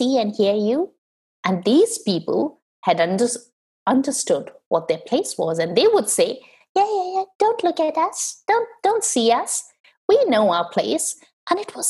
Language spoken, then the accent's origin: English; India; moved away as an adult; when I was growing up in India, growing up in a highly patriarchal culture